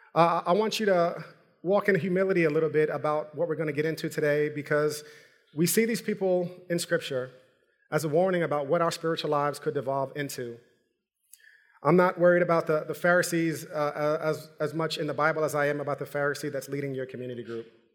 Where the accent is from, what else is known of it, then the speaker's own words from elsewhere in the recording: New York, United States; I'm from New York